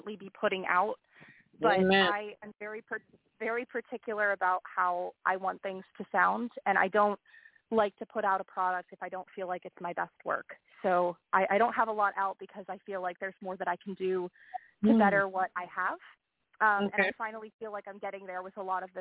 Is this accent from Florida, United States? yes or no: no; Pittsburgh, Pennsylvania, United States; Pittsburgh, which is my hometown.